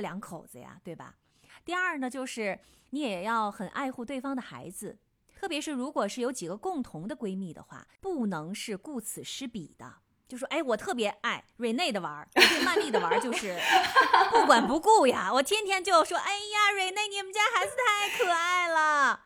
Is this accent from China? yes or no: yes; China; 我们中国人看来